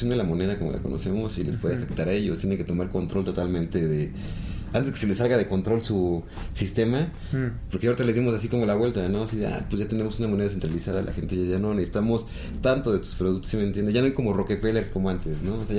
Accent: Toluca, State of Mexico, Mexico; Digo, este, soy choricero de Toluca.

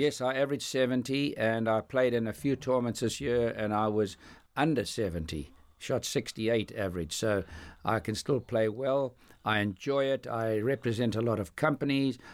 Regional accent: Johannesburg, Gauteng, South Africa; growing up in South Africa

